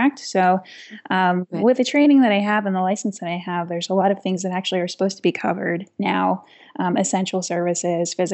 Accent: Aroostook County, Maine, United States; also born or lived in Toronto; now in Arundel, United States; I grew up in Aroostook County. And for those of you that aren't familiar with Aroostook County, it is probably one of the more remote parts of the state of Maine

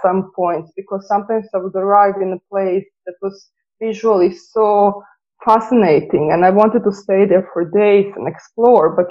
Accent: Slavonski Brod, Brod-Posavina County, Croatia; now in Dublin, Ireland; I grew up in Slavonski Brod.

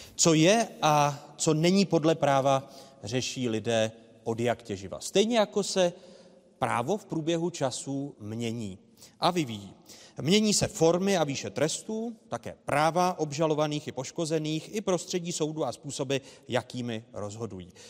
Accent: Czechia; my jako Češi, Moravané a Slezané

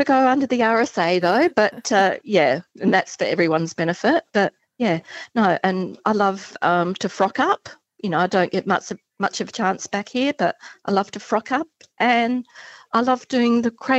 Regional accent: Adelaide, South Australia, Australia; That was going to be cruises from Adelaide, my home state.

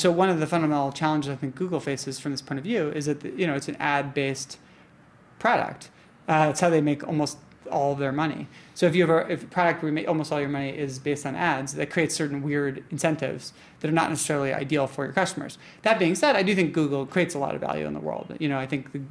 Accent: New York, United States; I identify as a New Yorker because I've lived in New York almost my entire life

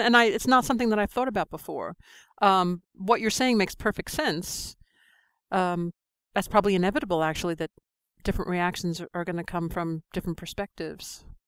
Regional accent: New York, United States; moved away as an adult; now in London, United Kingdom; I'm a New Yorker, I was in New York on nine eleven

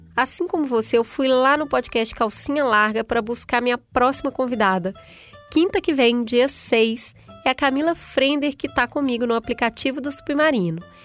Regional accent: Brazil; Eu sou brasileira

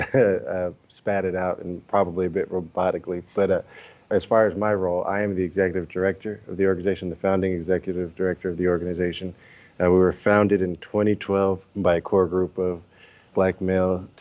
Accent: Oakland, California, United States; Oakland, my hometown

